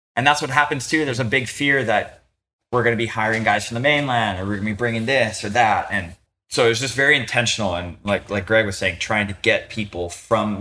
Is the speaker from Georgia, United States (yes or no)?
no; West Side of Oahu, Hawaii, United States; also born or lived in North Shore, Oahu; I'm from the West Side. I spent a lot of time in high school on the east side of the island. I've lived on the North Shore